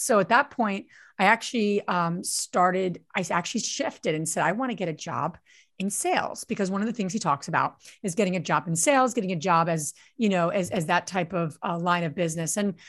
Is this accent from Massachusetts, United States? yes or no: no; New Jersey, United States; now in Pennsylvania, United States; But I grew up in New Jersey, so I am a true and true Jersey girl. I live in Pennsylvania now